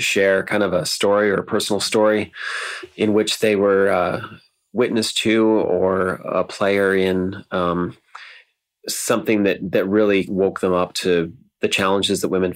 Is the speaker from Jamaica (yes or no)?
no; Ontario, Canada; now in Vancouver, Canada; when I grew up in Ontario